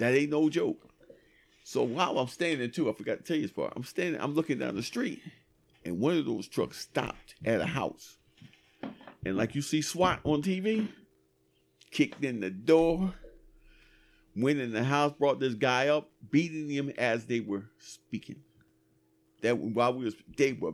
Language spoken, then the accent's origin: English; United States; I'm American